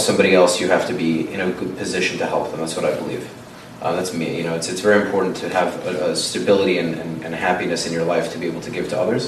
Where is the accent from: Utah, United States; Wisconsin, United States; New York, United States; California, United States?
New York, United States